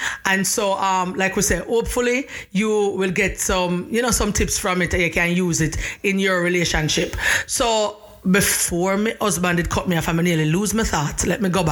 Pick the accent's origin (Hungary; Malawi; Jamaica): Jamaica; I am Jamaican, and my husband is from Brooklyn, New York.